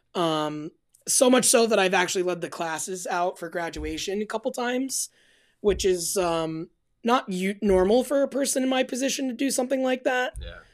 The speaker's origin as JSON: {"language": "English", "town": "Albany", "region": "New York", "country": "United States", "tie": "born or raised there", "said": "I am born and raised in Albany, New York"}